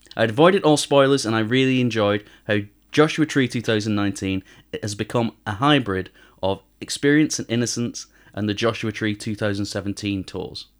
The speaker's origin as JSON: {"language": "English", "town": "Manchester", "region": "North West England", "country": "United Kingdom", "said": "I'm from Manchester and I, I don't speak a word of Korean."}